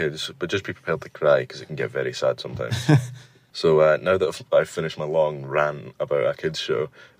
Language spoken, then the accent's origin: English; Scotland, United Kingdom; I'm from Scotland.